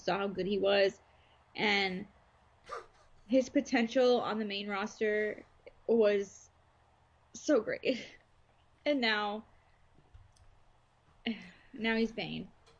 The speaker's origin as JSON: {"language": "English", "region": "Texas", "country": "United States", "tie": "born or raised there", "said": "maybe it's because I grew up in Texas and I grew up around like a bunch of like, you know, barbecue"}